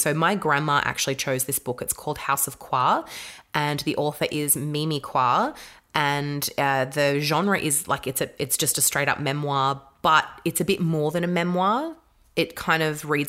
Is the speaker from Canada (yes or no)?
no; Australia; a white Australian grown up to understand what that journey was like for the kids that I went to school